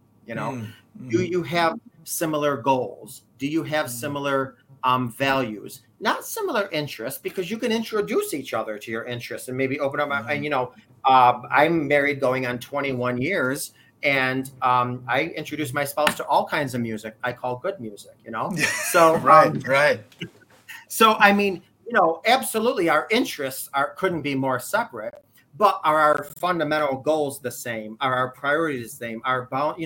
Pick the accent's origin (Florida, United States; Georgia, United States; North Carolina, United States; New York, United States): New York, United States; I am from New York